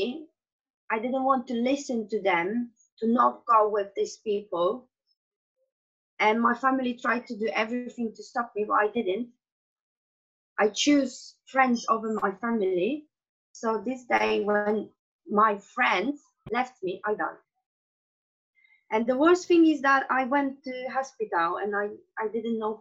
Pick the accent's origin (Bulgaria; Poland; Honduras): Poland; English is a second language; moved away as an adult; also born or lived in Germany; originally I'm from Poland, and I spent 10 years of my life being abroad, because when I was 19, I decided that I want to go and travel around the world